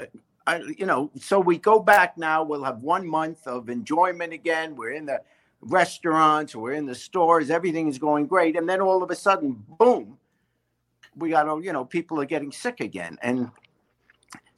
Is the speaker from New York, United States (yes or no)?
yes; New York City, New York, United States; also born or lived in England; I was raised in New York City, and I'm a diehard Yankee fan